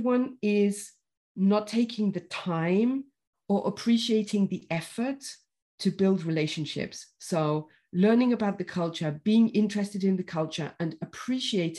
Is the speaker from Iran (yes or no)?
no; United Kingdom; me as a Brit